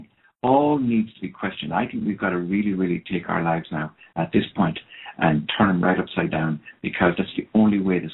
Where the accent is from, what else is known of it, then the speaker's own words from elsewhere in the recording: Ireland; first language Irish; English is a second language; I come from Ireland where drink really is a historical kind of an approach to life.